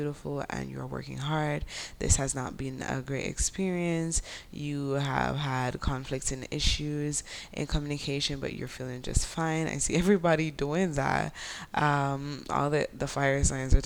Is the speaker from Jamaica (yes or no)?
yes; Jamaica; accent: Jamaican Creole; my Jamaican Creole accent